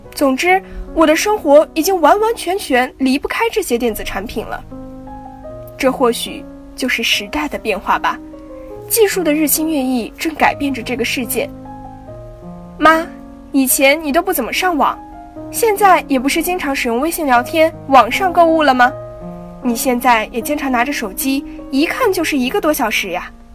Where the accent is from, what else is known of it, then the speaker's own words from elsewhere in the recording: Yinchuan, Ningxia, China; moved away as an adult; now in Nanjing, China; 来自宁夏银川。我在南京大学，距离我的家乡一千六百公里